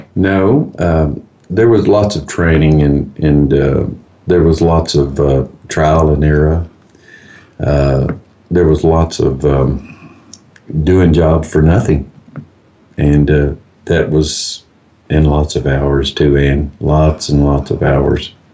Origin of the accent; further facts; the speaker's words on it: Fort Worth, Texas, United States; I'm actually from Fort Worth, Texas.